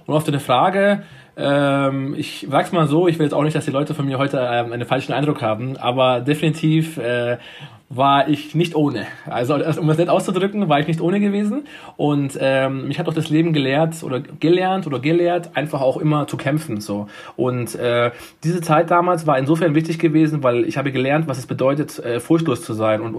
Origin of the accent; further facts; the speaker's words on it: Munich, Bavaria, Germany; ich bin 1987 in München geboren, in, ähm, in einem klassischen, äh, heute würde man sagen Ghetto